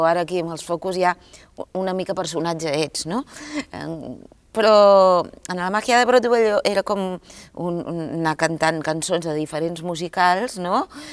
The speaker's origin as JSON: {"language": "Catalan", "town": "Girona", "region": "Catalonia", "country": "Spain", "said": "vinc de Girona"}